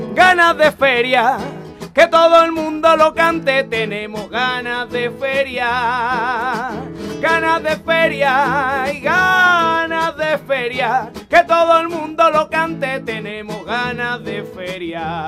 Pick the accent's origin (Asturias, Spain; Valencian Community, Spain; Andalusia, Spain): Andalusia, Spain; Utrera; mi pueblo, de mi tierra de Utrera